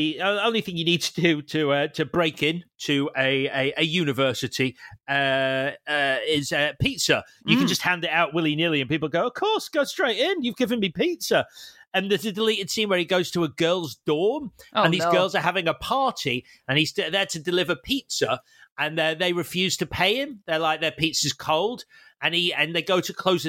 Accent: United Kingdom; I am still British

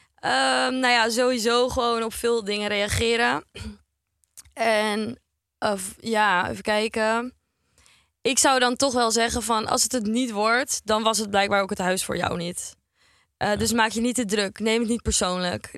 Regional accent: Heemskerk, North Holland, Netherlands; moved away as an adult; now in Amsterdam, Netherlands; ik kom uit Heemskerk. Nou ja, dat is een vrij kleiner dorp

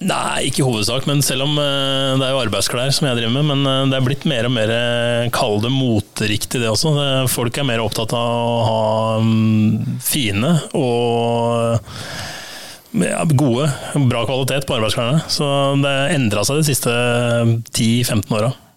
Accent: Lørenskog, Akershus, Norway; jeg er fra Lørenskog

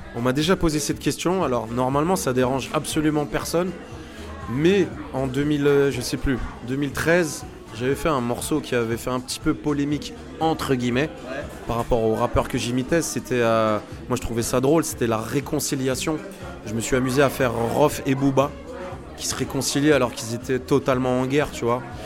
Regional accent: Autun, Bourgogne-Franche-Comté, France; now in Paris, France; je suis né à Autun, dans le 7-1, en Bourgogne, le pays du vin blanc

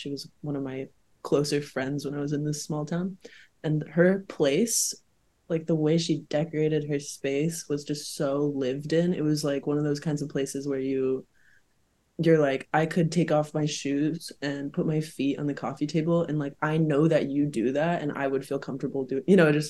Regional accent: the South, United States; Like, I grew up in the South, there's a very specific style there, Vera Bradley mode, you know, whatever.

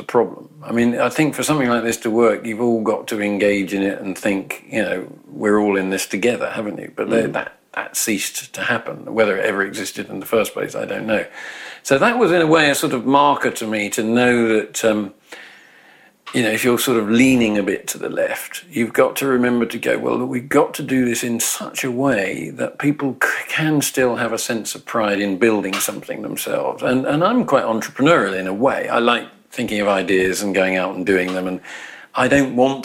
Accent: England, United Kingdom; as I was growing up in England, you know, or Britain

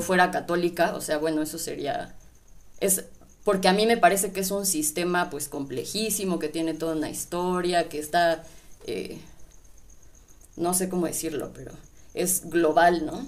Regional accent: Mexico; mi identidad como mexicana

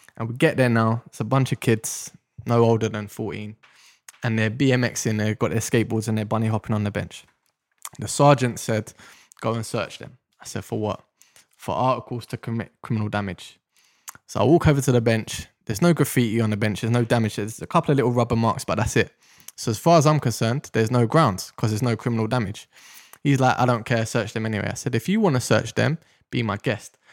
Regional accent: London, United Kingdom; I grew up in Deptford in South London

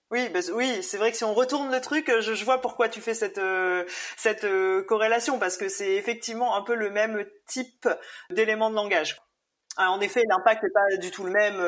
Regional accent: Réunion; je suis née à la Réunion mes parents aussi

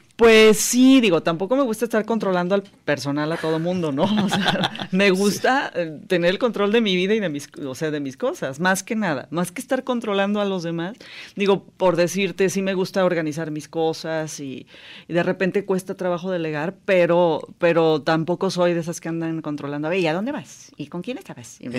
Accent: Jalisco, Mexico; yo nací en Jalisco, aunque mi mamá era irlandesa

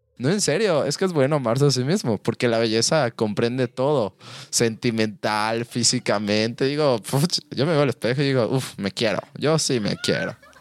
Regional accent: Mexico; nosotros aquí en México

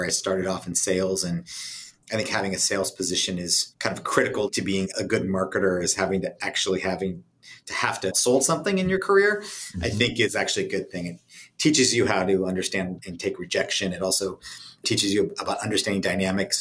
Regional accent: San Diego, California, United States; moved away as an adult; I was born and raised in San Diego and came back in 1997 and really enjoy living here

